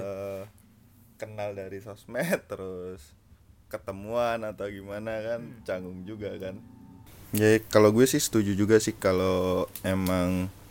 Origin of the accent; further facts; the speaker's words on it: Gresik, East Java, Indonesia; moved away; gue dari Gersik